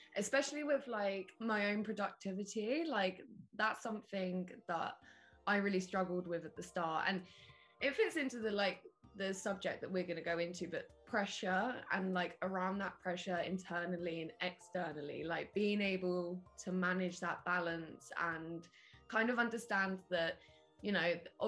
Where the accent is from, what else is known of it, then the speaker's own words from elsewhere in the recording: Isle of Wight, South East England, United Kingdom; now in Brighton, United Kingdom; I'm based in Brighton currently, but I'm from the Isle of Wight, like a tiny little island at the bottom of the UK.